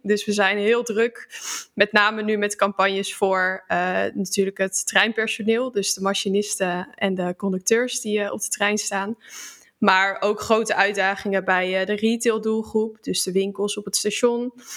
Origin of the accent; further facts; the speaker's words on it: Utrecht, Netherlands; kom uit Utrecht